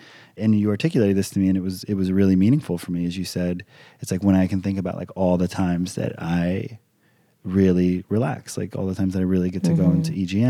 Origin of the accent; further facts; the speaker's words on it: Hawaii, United States; I grew up in Hawaii. I'm a fairly laid back individual.